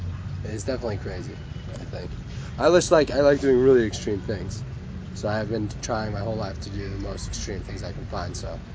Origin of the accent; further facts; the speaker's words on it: Nepal; born there; I was born in Nepal.